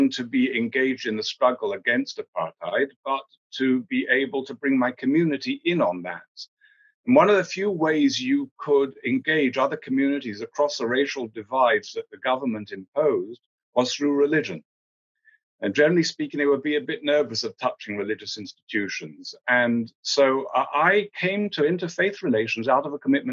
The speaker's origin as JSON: {"language": "English", "region": "England", "country": "United Kingdom", "tie": "born or raised there", "also_born_or_lived": "South Africa / Ireland", "moved": "as an adult", "said": "the home in which I grew up in England"}